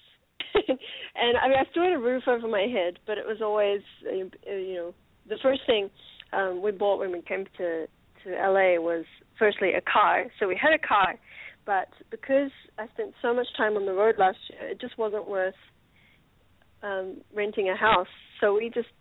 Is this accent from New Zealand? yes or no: yes; New Zealand; also born or lived in Japan; now in Los Angeles, United States; being born in Japan and growing up in New Zealand